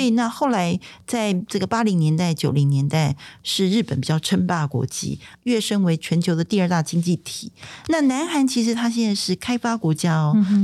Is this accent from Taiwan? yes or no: yes; Taiwan; 我们台湾人